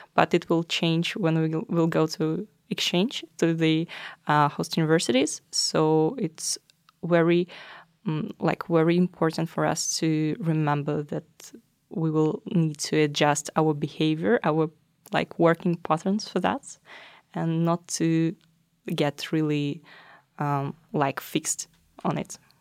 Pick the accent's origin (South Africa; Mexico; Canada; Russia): Russia; moved away as an adult; now in Norway; I'm from Russia.